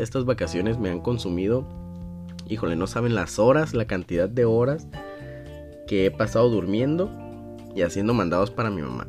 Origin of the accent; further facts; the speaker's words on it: Sinaloa, Mexico; Yo decía que de Sinaloa